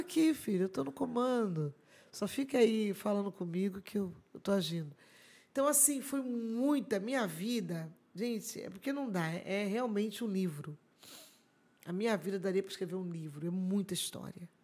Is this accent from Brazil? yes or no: yes; Araruama, Rio de Janeiro, Brazil; sou de Araruama, hum. sabe? Essa é minha terra, amo estar aqui. E aqui começou toda a nossa história, né? Aqui começou a nossa história de crianças